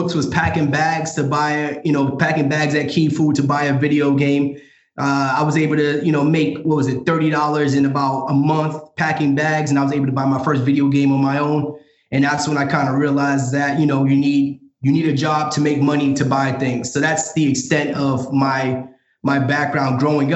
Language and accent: English; New York City, New York, United States; moved away as an adult; now in Dallas, United States; currently living in Dallas, Texas, born and raised in Brooklyn, New York